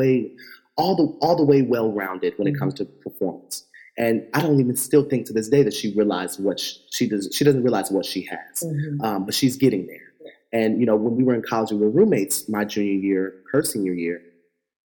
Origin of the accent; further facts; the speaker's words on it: Fort Wayne, Indiana, United States; now in New York, United States; I'm from Fort Wayne, Indiana